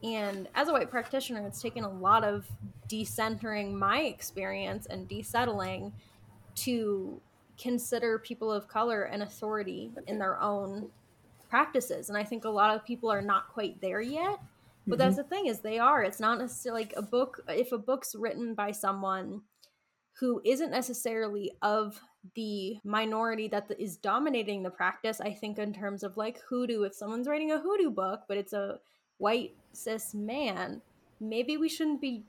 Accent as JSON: {"language": "English", "country": "United States", "said": "I'm an American white practitioner"}